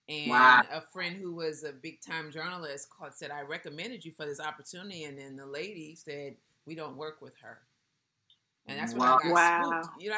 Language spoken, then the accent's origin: English; West Coast, United States; accent: West Coast; So I was straight West Coast. I even still have my West Coast accent, you know? I can't even pretend it now.